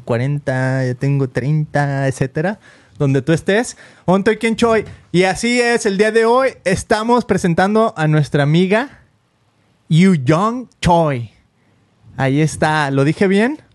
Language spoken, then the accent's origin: Spanish; Mexico; now in United States; tenemos 16 años aquí en Estados Unidos y sin papeles. Entonces de repente yo pues me considero un mexicano